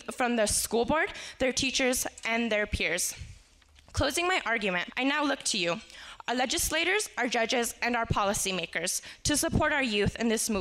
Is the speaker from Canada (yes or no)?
no; Española Valley, New Mexico, United States; I'm from the Espanola Valley